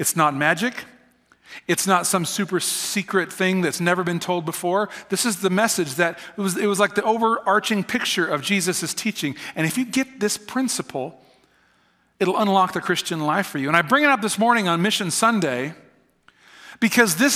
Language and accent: English; United States; moved away as an adult; also born or lived in Kansas; I'm an American